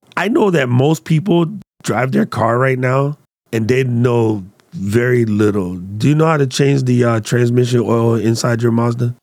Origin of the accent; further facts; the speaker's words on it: United States; as an American, i, in China